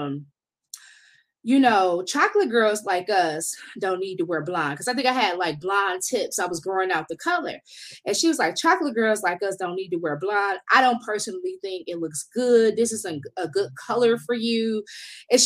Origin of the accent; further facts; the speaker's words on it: Detroit, Michigan, United States; I'm from Detroit